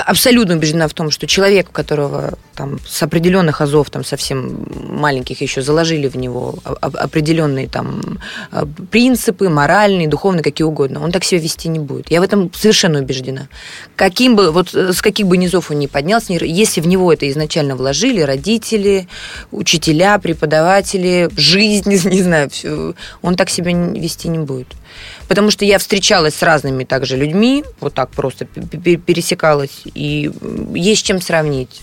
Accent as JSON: {"language": "Russian", "region": "Moscow", "country": "Russia", "said": "к себе в квартиру, которая находится на такой-то улице, это мой город"}